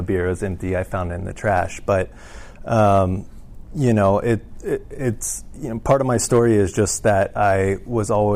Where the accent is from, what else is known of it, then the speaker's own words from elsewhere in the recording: Atlanta, Georgia, United States; moved away as an adult; also born or lived in San Antonio, Texas; we moved from San Antonio to Atlanta. That's where I spent most of my life. You know, I moved there at 4 and lived there until about 25